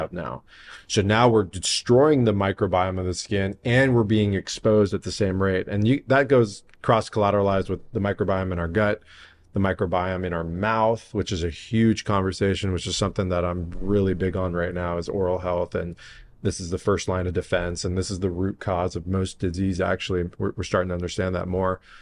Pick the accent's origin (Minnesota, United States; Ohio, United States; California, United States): California, United States; San Diego; also born or lived in Encino, Los Angeles / La Jolla; I'm, I'm born and raised in San Diego